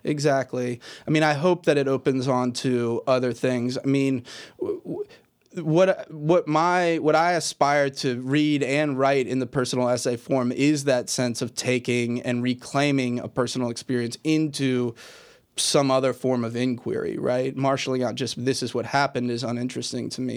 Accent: Richmond, Virginia, United States; I grew up in Richmond, Virginia, in kind of a southern inflected, you know, h, house and place

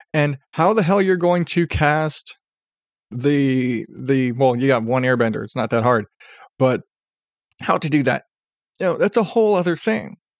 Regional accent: Arizona, United States; I grew up in Arizona

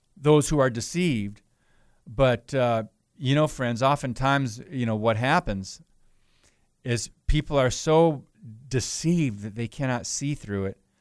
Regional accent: Chicago, Illinois, United States; accent: Chicago; Am I from Chicago or what?

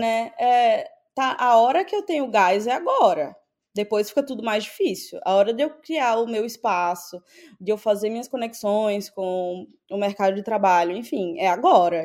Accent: Natal, Rio Grande do Norte, Brazil; moved away as an adult; also born or lived in São Paulo / England; now in United States; eu sou de Natal, uma cidade pequena

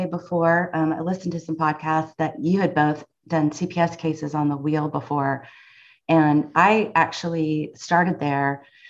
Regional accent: Weatherford, Texas, United States; also born or lived in Plano, Texas; So I grew up in Plano and in Weatherford, as you said, and that was quite eye-opening, the move from Plano to Parker County in the late 80s.

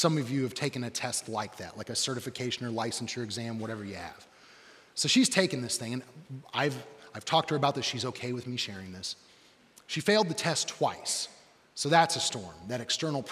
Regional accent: Johnson County, Indiana, United States; I'm from Johnson County

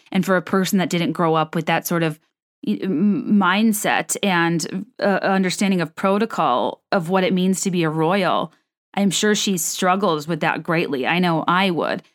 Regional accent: United States; I, as an American who did not grow up steep, steeped in that sort of, you know, rigid protocol

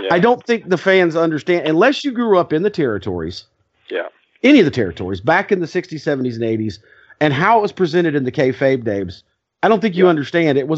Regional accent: Charleston, South Carolina, United States; moved away; I was born in Charleston.

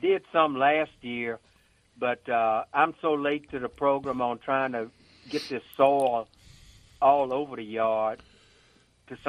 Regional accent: Louisiana, United States; now in Houston, United States; I'm from Cotton Farm in Louisiana, born and raised

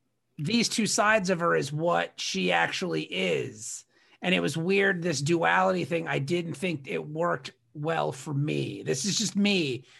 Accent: Ireland; It had nothing to do with me being Irish, you know

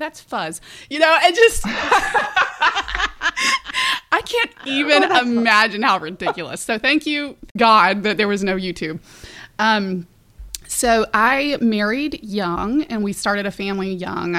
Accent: Birmingham, Alabama, United States; also born or lived in South Florida; I grew up in Birmingham and so just very, Southern, wonderful upbringing

